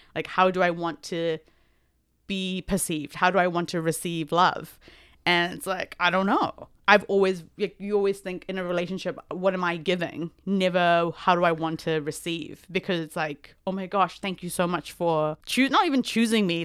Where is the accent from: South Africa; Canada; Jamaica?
South Africa; I am South African Indian